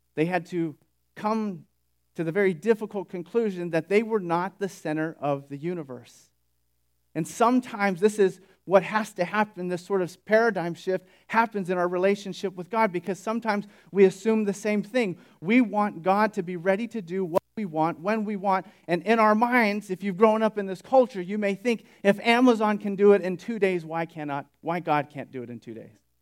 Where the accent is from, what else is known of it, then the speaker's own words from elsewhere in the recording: Sunnyvale, California, United States; moved away as an adult; also born or lived in Bakersfield; Sunnyvale, which is where I grew up